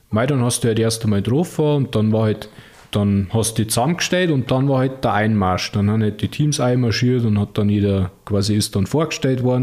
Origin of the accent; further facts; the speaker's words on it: Unterschleißheim, Bavaria, Germany; Also, ich komme aus Unterschleißheim und gebürtiger Münchner und ja